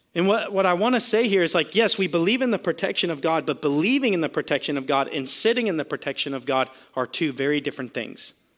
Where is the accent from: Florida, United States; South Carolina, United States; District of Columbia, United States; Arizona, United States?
Florida, United States; we're from Florida